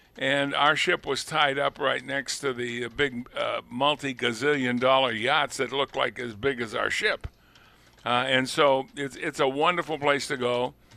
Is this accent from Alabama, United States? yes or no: no; Massachusetts, United States; moved away as an adult; I was born and raised in Massachusetts. Spent up to the age of let's see, 21 uh, before I left Massachusetts